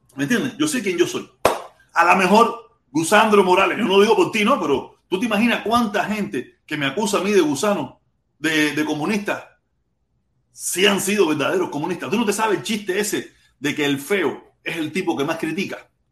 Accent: Cuba; mi pueblo cubano

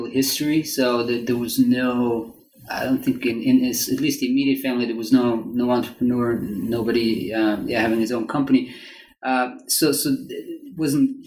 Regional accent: Zurich, Switzerland; first language German; English is a second language; moved away; So I'm Swiss. I'm originally I grew up in Zurich, very close to Zurich

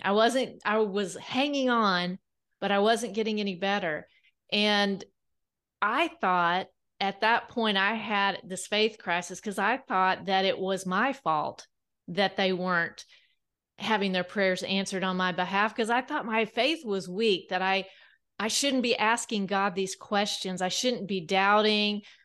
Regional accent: South Central Kansas, United States; now in Bentonville, United States; I grew up on a wheat farm in South Central Kansas

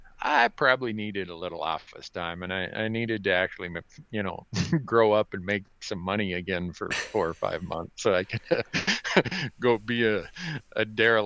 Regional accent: Big Falls, Minnesota, United States; here's some snotty-nosed punk growing up in Big Falls, Minnesota, like I was

